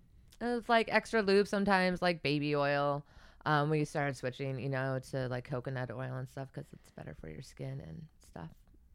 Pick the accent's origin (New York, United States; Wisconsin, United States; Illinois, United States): Wisconsin, United States; Like, yeah, I grew up in Wisconsin.